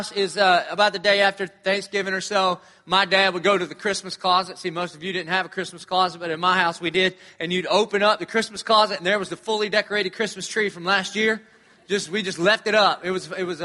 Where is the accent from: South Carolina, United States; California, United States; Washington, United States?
South Carolina, United States; Dillon; I grew up in Dillon, South Carolina